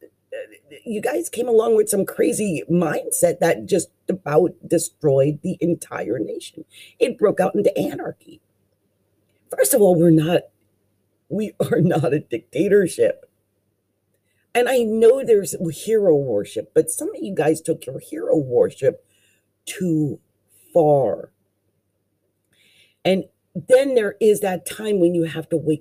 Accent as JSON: {"language": "English", "area": "Delaware Valley", "region": "New Jersey", "country": "United States", "tie": "born or raised there", "said": "I'm from the Delaware Valley. I was raised in New Jersey"}